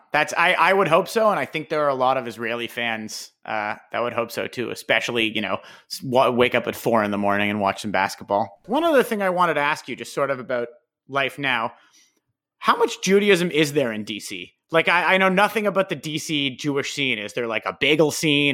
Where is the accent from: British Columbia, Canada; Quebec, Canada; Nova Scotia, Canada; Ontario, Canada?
Ontario, Canada; Toronto; we're from Toronto. Our podcast is based out of Toronto.